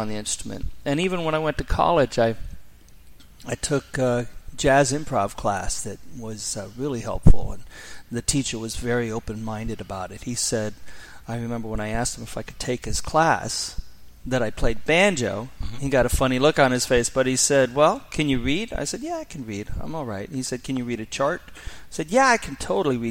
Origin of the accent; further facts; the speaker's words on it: San Francisco Bay Area, California, United States; I grew up in the San Francisco Bay Area.